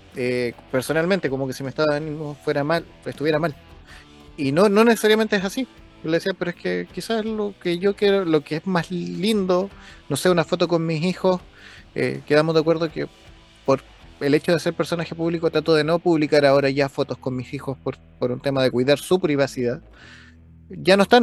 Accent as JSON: {"language": "Spanish", "country": "Chile", "said": "para mí como chileno"}